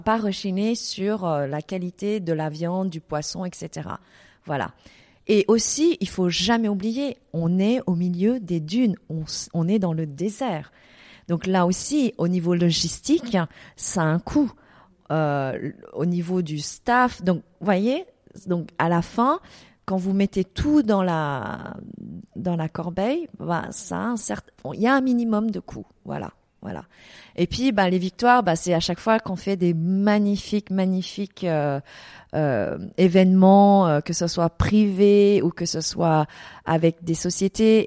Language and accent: French; Paris, Île-de-France, France; moved away as an adult; also born or lived in Vietnam / Geneva, Switzerland; now in Dubai, United Arab Emirates; je suis vietnamienne, donc je suis née au Vietnam. J'ai grandi à Paris, ensuite j'ai habité à Genève et aujourd'hui, depuis dix ans, je suis à Dubaï.